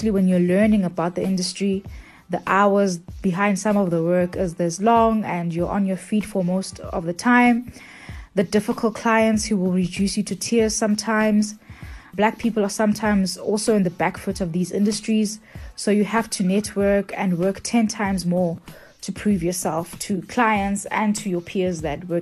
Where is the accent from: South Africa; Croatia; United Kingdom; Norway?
South Africa; Pietermaritzburg, KwaZulu-Natal; a 30-year-old floral designer born and bred in Pietermaritzburg. I own a tabletop decor and floral design company.